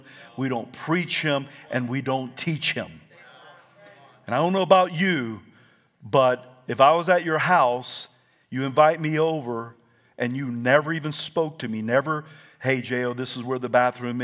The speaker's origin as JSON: {"language": "English", "region": "South Carolina", "country": "United States", "tie": "born or raised there", "said": "I was raised on Chick-fil-A in South Carolina"}